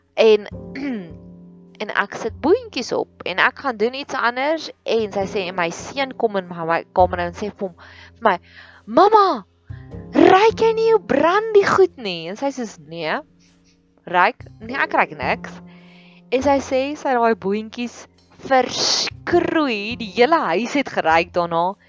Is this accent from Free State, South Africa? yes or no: yes; Welkom, Free State, South Africa; moved away as an adult; now in Pretoria, South Africa; Ons het groot geword in die Vrystaat, in Welkom, in die hartjie van die Vrystaat.